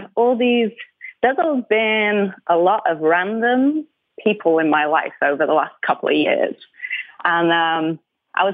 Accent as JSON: {"language": "English", "area": "Manchester region", "region": "North West England", "country": "United Kingdom", "tie": "born or raised there", "accent": "northern", "moved": "as an adult", "lives_now": "American South, United States", "said": "I'm from like the northwest Manchester region, and I the true Mancunians would say I'm not a Mancunian because I'm not a true city girl because I was raised in like the suburb zone"}